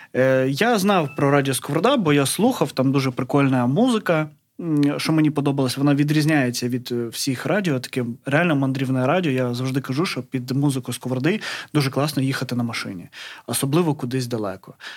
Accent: Melitopol, Zaporizhzhia Oblast, Ukraine; moved away; я з Мелітополя.

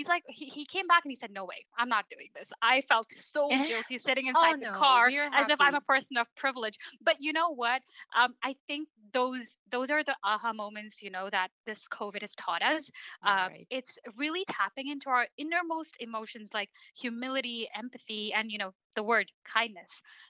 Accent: Canada; Canada is home for me. I was mm-hmm. born and raised here. You know, I'm as much Canadian as you are.

